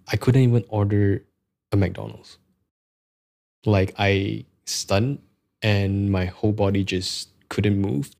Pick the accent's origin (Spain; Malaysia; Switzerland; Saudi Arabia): Malaysia; English is a second language; we are Malaysian